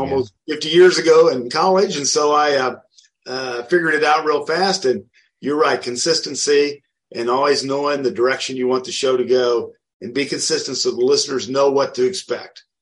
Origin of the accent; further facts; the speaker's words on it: outside of Wichita, Kansas, United States; I grew up outside of Wichita, Kansas.